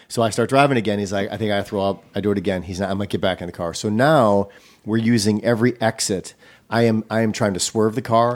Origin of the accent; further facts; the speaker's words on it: Racine, Wisconsin, United States; I grew up in Racine, in Milwaukee area